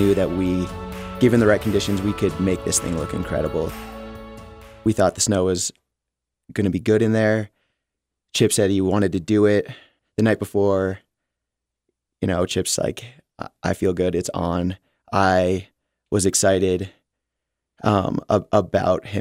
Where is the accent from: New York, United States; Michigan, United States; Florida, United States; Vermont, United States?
Vermont, United States; Rutland; moved away as an adult; now in Jackson, United States; I grew up in Rutland, Vermont